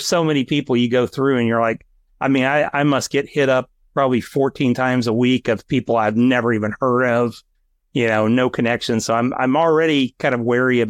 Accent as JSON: {"language": "English", "region": "Texas", "country": "United States", "said": "I'm from Texas"}